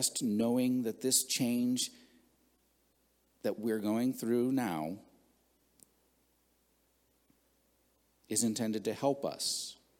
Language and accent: English; southwestern Pennsylvania, United States; now in Ohio, United States; I grew up in southwestern Pennsylvania.